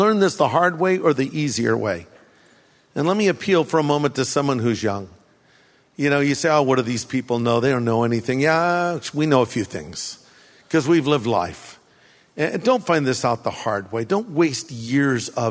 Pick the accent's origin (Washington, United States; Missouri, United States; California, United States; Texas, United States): California, United States; I grew up here in California, ate hamburgers, french fries